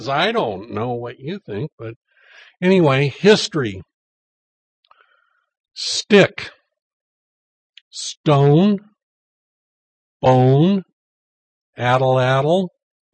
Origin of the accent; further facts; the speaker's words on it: Mount Vernon, Washington, United States; moved away; also born or lived in Alaska; I grew up in Mount Vernon